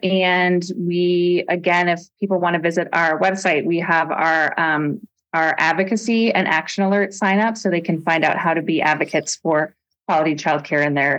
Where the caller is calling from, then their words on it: Anchorage, Alaska, United States; I am joining from Anchorage, and I'm really happy to be here.